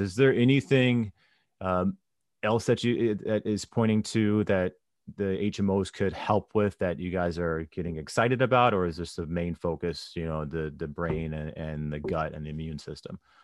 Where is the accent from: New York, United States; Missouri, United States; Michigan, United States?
Missouri, United States; St. Louis; I was growing up in Saint Louis at the time